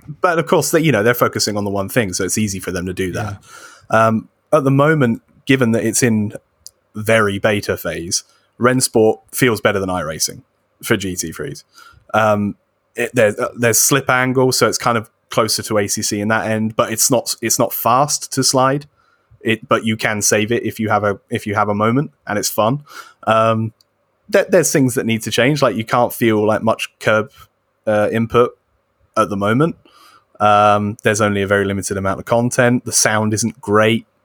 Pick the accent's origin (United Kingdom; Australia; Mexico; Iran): United Kingdom; As a British person